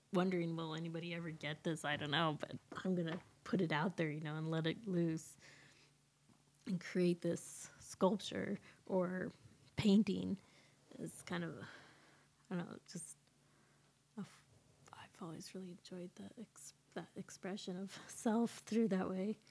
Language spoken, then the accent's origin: English; Horse Creek, California, United States; also born or lived in San Diego, California; when I was five, my family moved to Northern California, close to the Oregon border, a little town called Horse Creek.